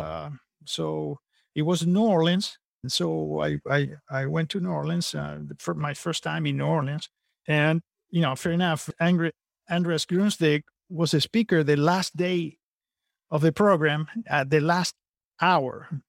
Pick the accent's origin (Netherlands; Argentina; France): Argentina; moved away as an adult; also born or lived in California / Napa Valley; now in San Antonio, United States; I'm originally from Argentina